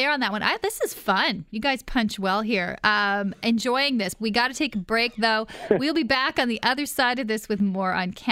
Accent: Quebec, Canada; now in Ontario, Canada; I'm from Quebec

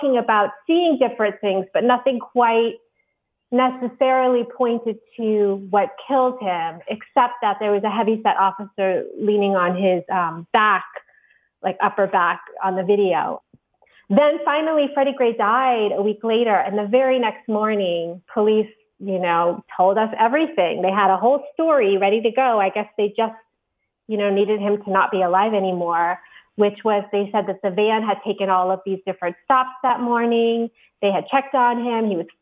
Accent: Maryland, United States; also born or lived in Baltimore; I grew up in Maryland, outside of DC, but I went to college in Baltimore.

